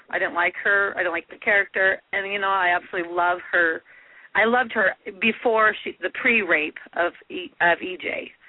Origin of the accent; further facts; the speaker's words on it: Utah, United States; I'm from Utah.